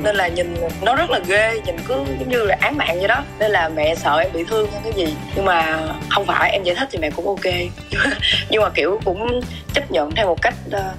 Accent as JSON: {"language": "Vietnamese", "region": "Mekong Delta", "country": "Vietnam", "tie": "born or raised there", "moved": "yes", "said": "ở miền Tây quê"}